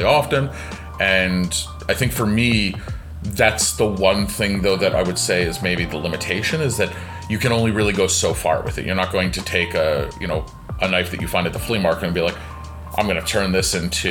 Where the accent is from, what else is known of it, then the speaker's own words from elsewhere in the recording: Canada; also born or lived in Toronto / Japan; I am in Canada. I'm Canadian.